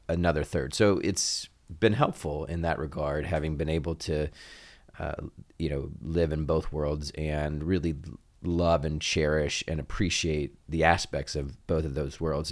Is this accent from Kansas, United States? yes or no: no; Oxford, Ohio, United States; also born or lived in Cincinnati, Ohio; I was born in Cincinnati and I consider it home, but was really raised uh, in large part in Oxford, in Butler County